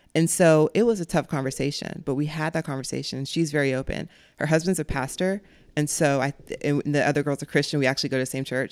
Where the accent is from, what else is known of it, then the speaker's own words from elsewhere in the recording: Jacksonville, Florida, United States; also born or lived in Clay County, Florida / Fleming Island, Florida; I grew up in Jacksonville for we moved to Clay County when I was 13